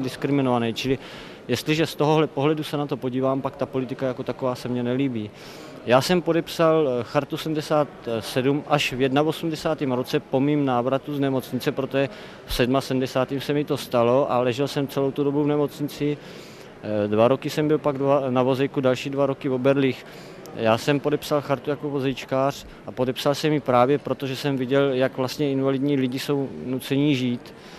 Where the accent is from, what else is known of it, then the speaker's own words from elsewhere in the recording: Brno, South Moravian Region, Czechia; Já jsem z Brna